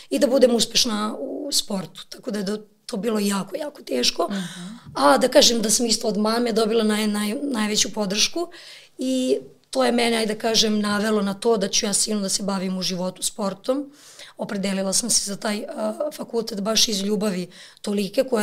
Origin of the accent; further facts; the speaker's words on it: Lazarevac, Belgrade, Serbia; ja sam rođena sam u Beogradu, ali ja sam do srednje škole bila u Lazarevcu.